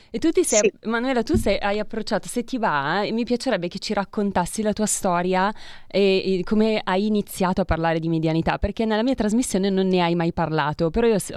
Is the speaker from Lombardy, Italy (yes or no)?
yes; Ponteranica, Lombardy, Italy; Nella mia terra.